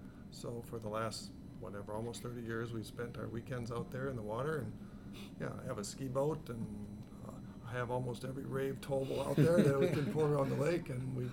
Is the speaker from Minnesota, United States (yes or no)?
yes; Albert Lea, Minnesota, United States; I grew up in the Lake Country, yeah. And I grew up in southern Minnesota in Albert Lee, which has a lake right in the middle of town.